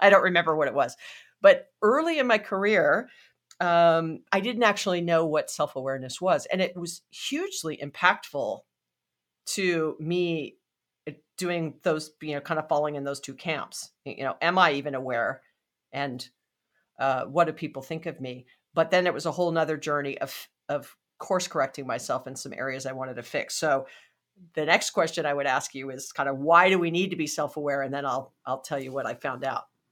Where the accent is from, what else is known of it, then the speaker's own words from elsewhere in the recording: Hawaii, United States; moved away; I'm from Hawaii originally